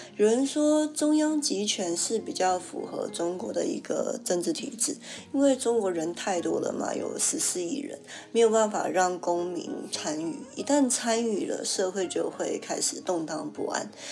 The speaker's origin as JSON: {"language": "Chinese", "country": "Taiwan", "moved": "yes", "said": "身为一个长期居住在国外的台湾人，我已经把我是谁的定义范围扩大了。虽然说被人问起还是会表明自己是台湾人啊"}